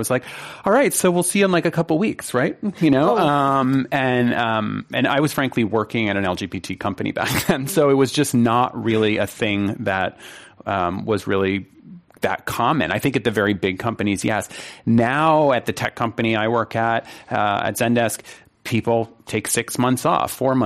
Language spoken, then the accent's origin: English; Northeast, United States; I was brought up in the Northeast